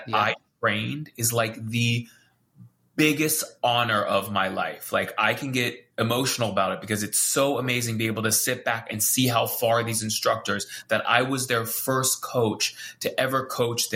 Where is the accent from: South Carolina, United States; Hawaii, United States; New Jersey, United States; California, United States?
Hawaii, United States; I'm from Hawaii